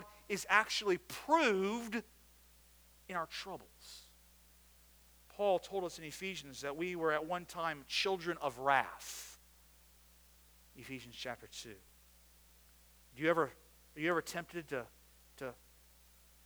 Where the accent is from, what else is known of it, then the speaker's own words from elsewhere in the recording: United States; I grew up outside of Washington, D.C.